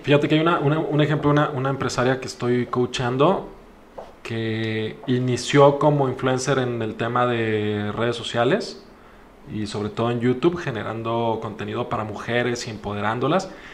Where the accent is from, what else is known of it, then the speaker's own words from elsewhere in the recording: Mexico; Como mexicanos